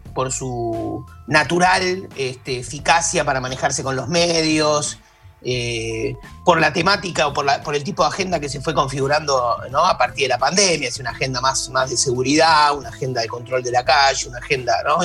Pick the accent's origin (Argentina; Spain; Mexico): Argentina; Buenos Aires; me siento cómodo por porteño